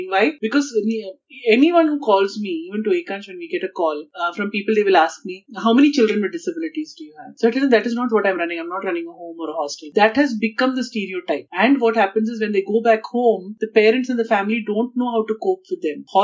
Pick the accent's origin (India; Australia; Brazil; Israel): India; Kerala; maybe because I'm from Kerala and uh, uh, Ayurveda is in my blood